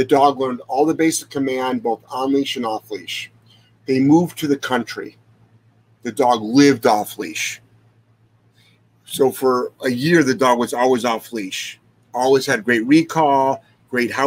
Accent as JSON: {"language": "English", "region": "Ohio", "country": "United States", "moved": "yes", "said": "I'm from Ohio"}